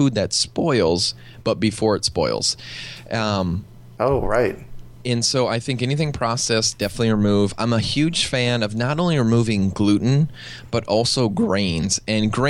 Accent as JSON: {"language": "English", "region": "Midwest", "country": "United States", "tie": "born or raised there", "moved": "yes", "lives_now": "California, United States", "said": "I live now in California, but I grew up in the Midwest"}